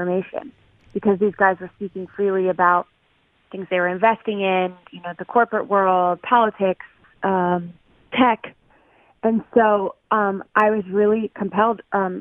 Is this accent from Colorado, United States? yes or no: yes; Loveland, Colorado, United States; moved away; I was from Loveland, Colorado. I grew up across the street from a cornfield